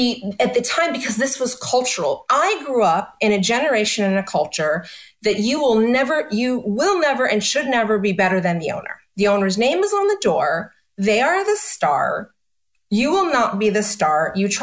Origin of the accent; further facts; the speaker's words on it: New York, United States; And when I'm such a New Yorker, let me tell you.